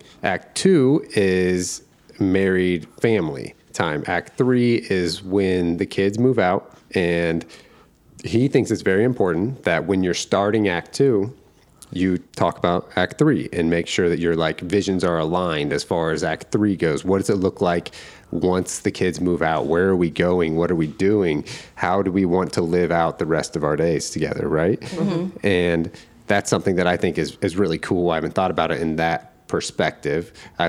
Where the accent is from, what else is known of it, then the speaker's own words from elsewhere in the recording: Indiana, United States; moved away; I'm from Indiana